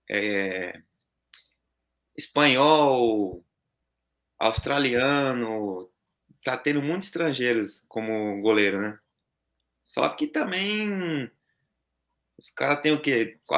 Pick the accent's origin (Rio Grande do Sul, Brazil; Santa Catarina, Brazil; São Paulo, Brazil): São Paulo, Brazil; Santo André; now in Gifu, Japan; Nós somos de São Paulo, Santo André.